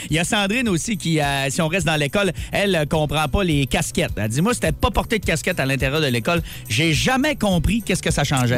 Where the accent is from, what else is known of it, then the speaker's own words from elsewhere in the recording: Quebec, Canada; J'ai expliqué à Patan que je venais du Québec